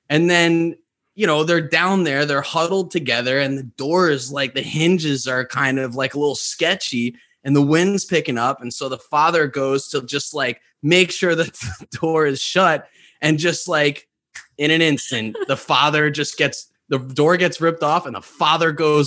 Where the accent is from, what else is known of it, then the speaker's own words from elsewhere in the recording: New York, United States; I grew up in New York, where there are very little to no tornadoes